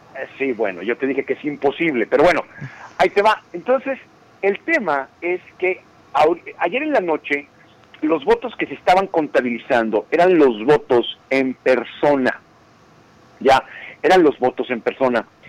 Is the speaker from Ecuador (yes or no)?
no; Mexico; now in United States; nosotros como mexicanos